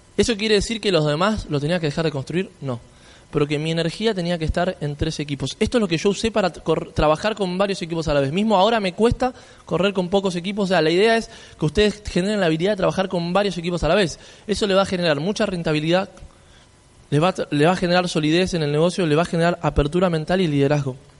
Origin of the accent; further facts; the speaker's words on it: Argentina; yo si vengo desde Argentina